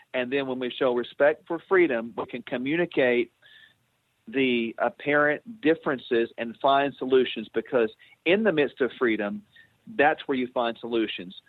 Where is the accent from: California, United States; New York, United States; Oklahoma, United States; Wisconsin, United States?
Oklahoma, United States; I came back to uh, my home state of Oklahoma